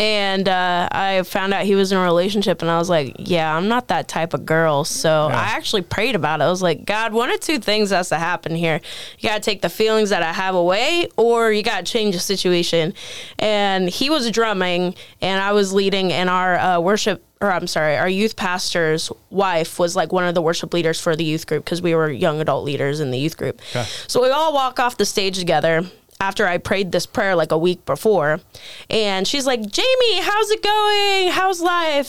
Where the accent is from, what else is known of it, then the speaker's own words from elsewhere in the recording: Terre Haute, Indiana, United States; moved away; also born or lived in Pennsylvania; my hometown Terre Haute